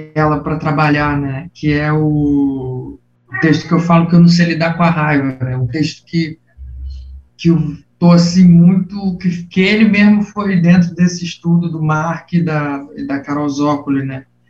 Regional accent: Nilópolis, Rio de Janeiro, Brazil; moved away as an adult; also born or lived in Botafogo, Rio de Janeiro; now in Rio de Janeiro, Brazil; sou de Nilópolis, da cidade de Nilópolis, Baixada Fluminense do Rio de Janeiro

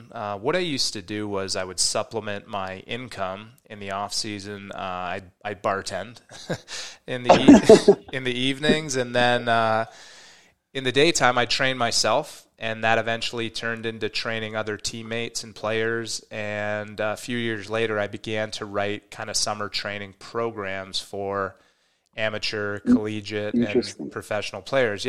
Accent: Canada; I grew up in Canada

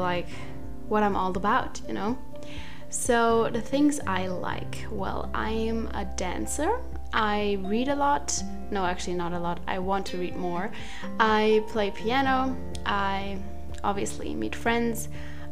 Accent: Germany; English is a second language; I'm from Germany, so if my English is not perfect, then that's why

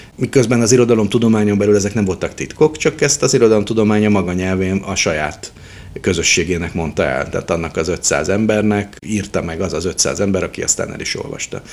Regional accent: Budapest, Hungary; also born or lived in Szentes; Én egy rendes Terézvárosi környezetben nőttem fel

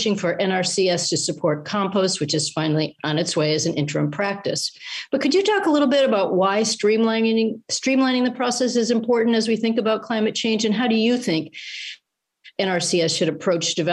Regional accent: Minnesota, United States; moved away; I'm a Minnesotan by birth myself.

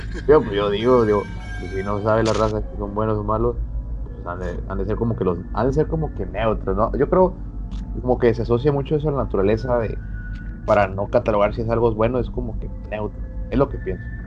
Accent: Monterrey, Nuevo León, Mexico; soy acá de, de Monterrey, de Memerrey

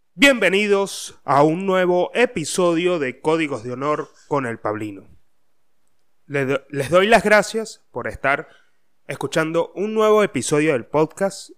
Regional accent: Mérida, Venezuela; now in Buenos Aires, Argentina; soy de Mérida

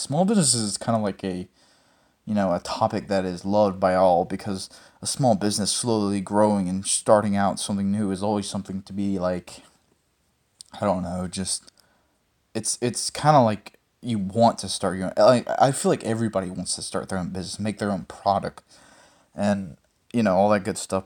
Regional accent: Mississippi, United States; I was born in Mississippi

